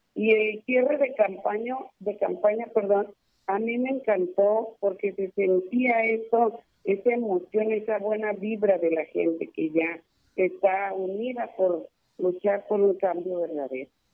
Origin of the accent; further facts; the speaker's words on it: Lerdo, Durango, Mexico; also born or lived in Juárez; Yo soy de Lerdo y conozco bien Lerdo